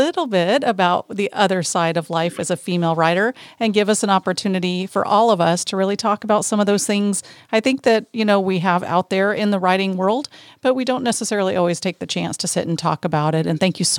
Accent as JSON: {"language": "English", "region": "Texas", "country": "United States", "tie": "born there", "said": "I got to talk like that because I'm from Texas. I was born in Texas, but I'm not from Texas."}